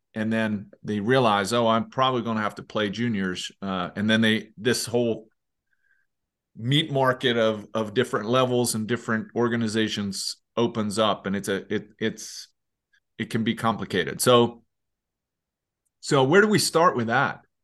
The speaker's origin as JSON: {"language": "English", "town": "Leksand", "region": "Dalarna County", "country": "Sweden", "tie": "born or raised there", "said": "my hometown, Leksand"}